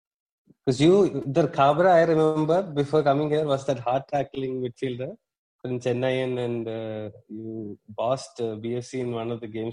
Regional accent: Bengaluru, Karnataka, India; since I'm from Bangalore.

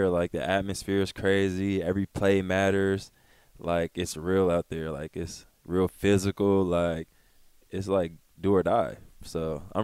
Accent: Federal Way, Washington, United States; now in Philadelphia, United States; Federal Way was it was cool growing up

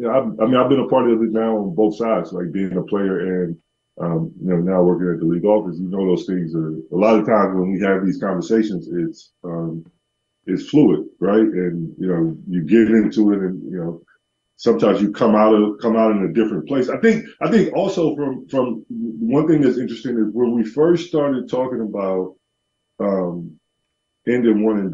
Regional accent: Georgia, United States; I'm from Georgia, so I had like family from, you know, a more rural part of Georgia that did it.

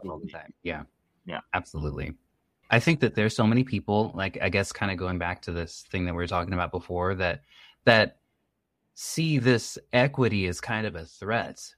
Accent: United States; first language English; I'm from the United States. English is my first language

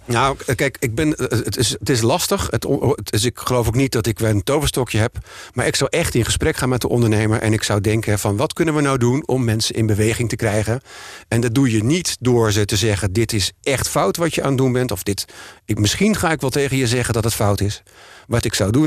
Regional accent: Emmer-Compascuum, Drenthe, Netherlands; moved away as an adult; now in Amsterdam, Netherlands; Ik ben geboren in Emmen Compascu en ben hier naartoe gekomen naar mijn studie.

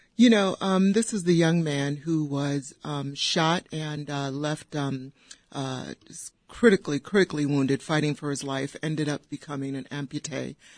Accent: Downers Grove, Illinois, United States; I grew up in Downers Grove, went to Downers Grove South

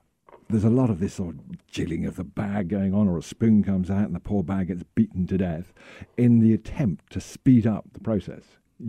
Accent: United Kingdom; Being very British, I have an electric kettle.

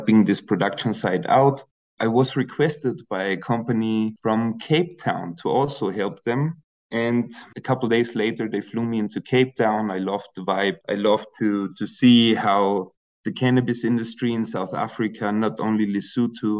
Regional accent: Austria; I'm originally from Austria

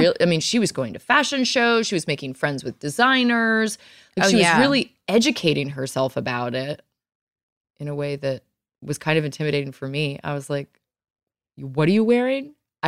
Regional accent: Virginia, United States; moved away; also born or lived in New York City; what I grew up learning in Virginia

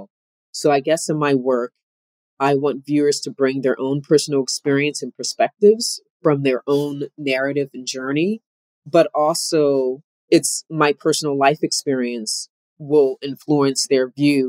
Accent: Camden, New Jersey, United States; I grew up in Camden, New Jersey

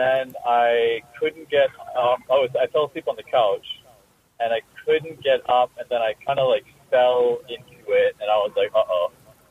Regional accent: Vancouver, British Columbia, Canada; I'm from Vancouver.

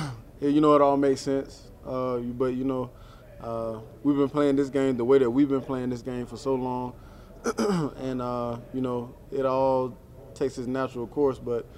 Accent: South Carolina, United States; he's from Georgia and I'm from South Carolina, so we're right there

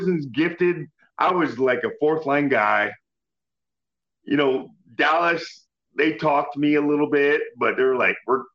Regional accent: Windsor, Ontario, Canada; I got traded to the Windsor Spitfires, my hometown

